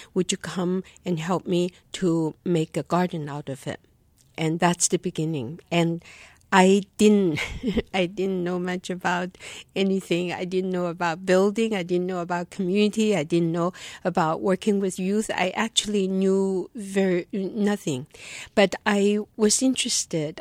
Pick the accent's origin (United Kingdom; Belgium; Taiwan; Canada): Taiwan; also born or lived in China / North Philadelphia; now in Philadelphia, United States; born in China, growing up in Taiwan